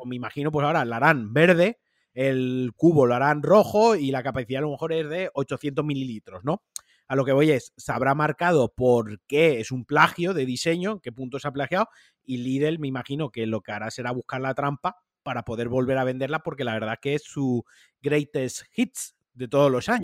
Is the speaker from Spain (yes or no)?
yes; Valencian Community, Spain; Yo, siendo valenciano